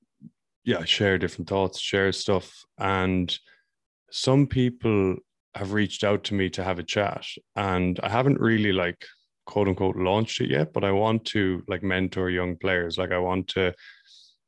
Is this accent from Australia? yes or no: no; Mayo, Connacht, Ireland; moved away as an adult; also born or lived in United States; now in Vancouver, Canada; I'm from Ireland. I'm from Mayo and living in Vancouver now.